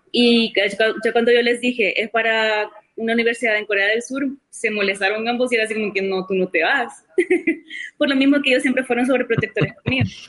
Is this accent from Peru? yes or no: no; San Martín, San Salvador, El Salvador; moved away as an adult; also born or lived in Soyapango, El Salvador / South Korea / Brazil; Viví, viví, en Soyapango los primeros cinco años de mi vida. Ah. Eh, y ahí, o sea, nací en el 84, justo en medio del conflicto civil.